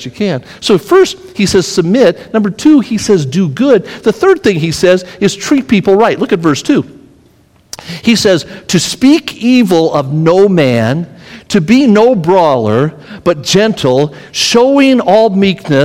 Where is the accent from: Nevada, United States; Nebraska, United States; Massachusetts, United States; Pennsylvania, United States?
Nevada, United States; Las Vegas; moved away as an adult; also born or lived in Tennessee; I grew up in Las Vegas